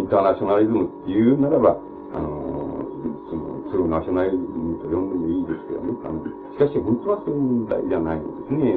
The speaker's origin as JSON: {"language": "Japanese", "country": "Japan", "tie": "born or raised there", "said": "俺と同じように日本に生まれ育って"}